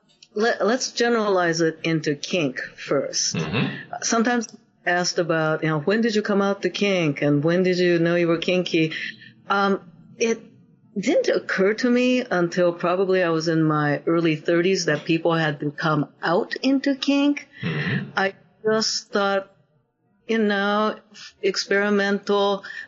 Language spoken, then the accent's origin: English; Japan; Growing up in Japan